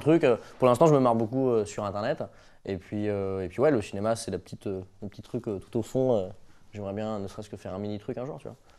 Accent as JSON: {"language": "French", "region": "Brittany", "country": "France", "said": "je suis breton"}